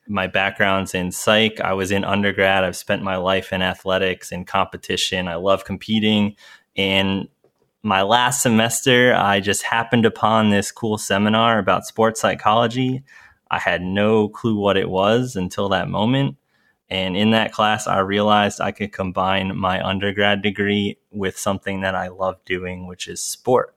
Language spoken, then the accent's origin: English; New York, United States; moved away as an adult; also born or lived in Denver; I was from New York